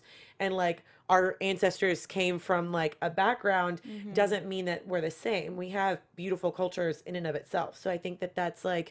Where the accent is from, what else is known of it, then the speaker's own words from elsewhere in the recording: Kentucky, United States; I grew up in Kentucky, like completely away from any Spanish culture whatsoever